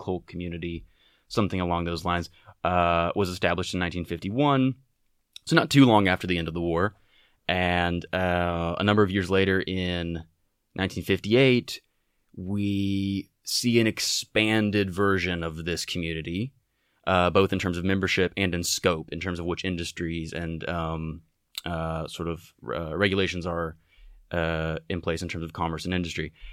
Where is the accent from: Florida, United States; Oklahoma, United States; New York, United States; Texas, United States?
Texas, United States; moved away as an adult; now in Europe; a Texan, an American, and a wor-, a citizen of the world